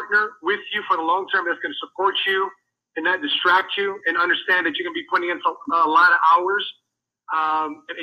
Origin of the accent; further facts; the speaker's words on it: United States; I'm Filipino, so I resonated with that. Raised in America